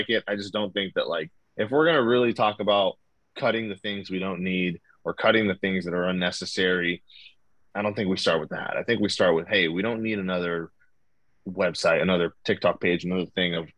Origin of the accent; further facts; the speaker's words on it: Anaheim, California, United States; they're my hometown team. Because I could look out my window and see the fucking big